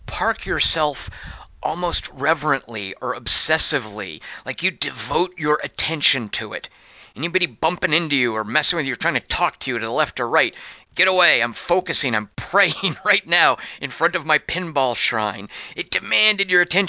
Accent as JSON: {"language": "English", "region": "Arkansas", "country": "United States", "tie": "born or raised there", "also_born_or_lived": "Little Rock, Arkansas", "said": "When I was a kid growing up in Arkansas, we moved around a lot"}